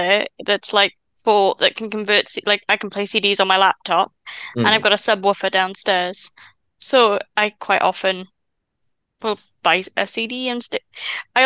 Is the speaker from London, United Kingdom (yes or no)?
no; Wales, United Kingdom; I'm from Wales